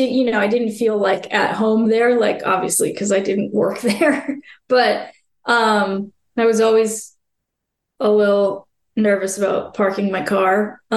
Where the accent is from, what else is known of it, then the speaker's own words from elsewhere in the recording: Florida, United States; And I had to kind of own my geographic roots and be like, I'm from Florida, so this is my perspective of how things were.